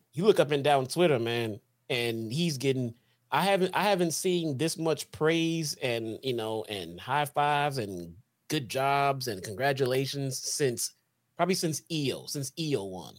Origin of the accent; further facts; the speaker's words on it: Chicago, Illinois, United States; I'm from Chicago